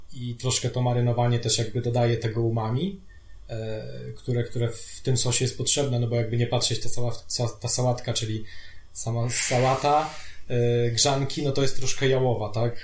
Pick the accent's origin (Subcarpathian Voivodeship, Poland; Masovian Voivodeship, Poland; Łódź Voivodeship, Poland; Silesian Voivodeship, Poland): Masovian Voivodeship, Poland; Radom; now in Warsaw, Poland; my jesteśmy z Radomia